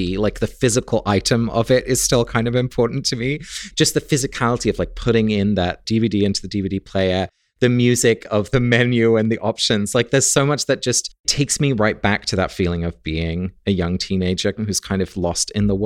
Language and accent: English; England, United Kingdom; I grew up in England, and I was a little gay boy